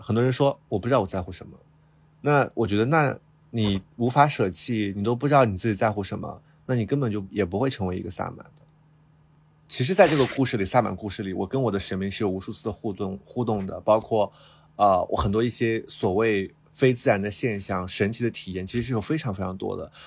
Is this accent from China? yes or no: yes; Qinghai, China; 因为我父亲是一个护林工人嘛，然后他就种了很多树，然后我们就生活在很大的一片树林里。但是可能并不是大家脑海中的热带雨林，因为我是青海人，所以我们那边的树，树林它不可能是热带雨林，啊，它就是那种高原的那种